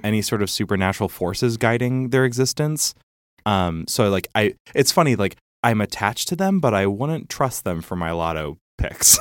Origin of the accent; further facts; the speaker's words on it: Chicago, Illinois, United States; I was from Chicago